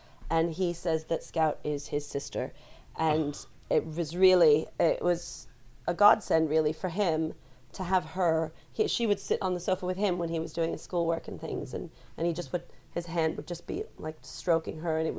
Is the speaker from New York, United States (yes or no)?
no; New Jersey, United States; moved away as an adult; also born or lived in Canada; now in England; I grew up in New Jersey, as I said, but I went to university in Canada.